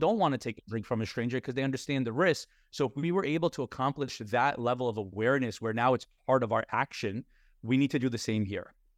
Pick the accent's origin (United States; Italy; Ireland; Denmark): United States; New York; we were taught a certain way growing up in New York around our dinner tables